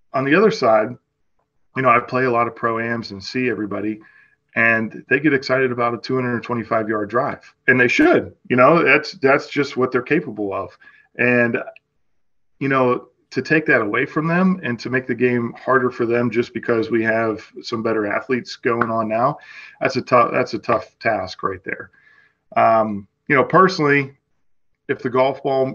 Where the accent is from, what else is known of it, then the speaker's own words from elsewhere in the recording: Western Pennsylvania, United States; I grew up on Caredam Golf Course